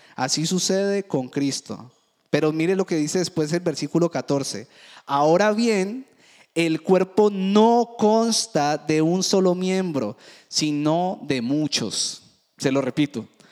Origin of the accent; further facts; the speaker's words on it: Cali, Valle del Cauca, Colombia; Yo que me crié en el Valle del Cauca, en Cali